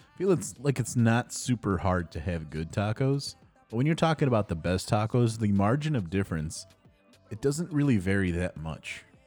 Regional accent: Addison, Illinois, United States; Addison in my hometown

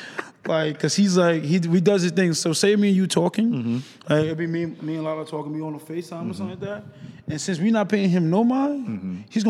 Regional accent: New York City, New York, United States; moved away as an adult; now in Los Angeles, United States; me being away from home, like I'm from New York, the Bronx.

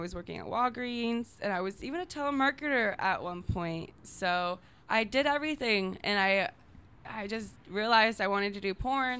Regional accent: Minnesota, United States; Minnesota. My mom was actually born in California.

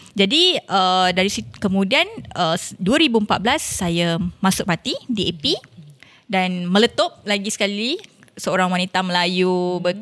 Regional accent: Perak, Malaysia; Ya, yeah, saya orang Perak proud. Perak.

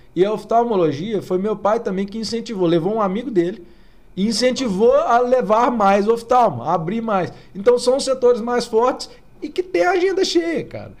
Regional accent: Oliveira, Minas Gerais, Brazil; moved away; Que meu pai foi para Oliveira, que foi onde eu fui criado

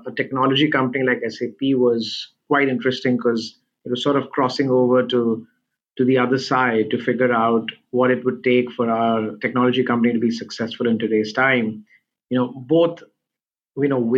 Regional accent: India; now in Singapore; I'm originally from India, and we have a lot of family and friends there

